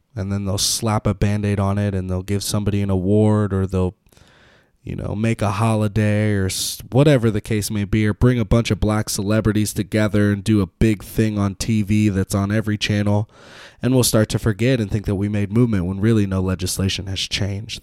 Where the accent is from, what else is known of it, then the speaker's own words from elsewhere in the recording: Petaluma, California, United States; I grew up in Petaluma